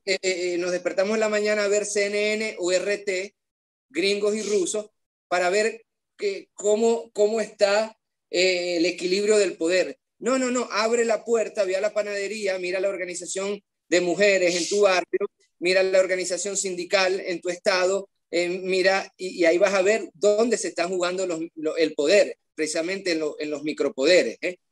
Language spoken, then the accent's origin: Spanish; Maracaibo, Zulia, Venezuela; un niño de un barrio pobre de Maracaibo en los años 90